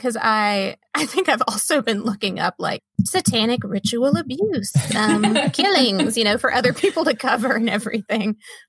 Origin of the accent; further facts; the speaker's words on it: Tennessee, United States; I want to cover something kind of from my home state.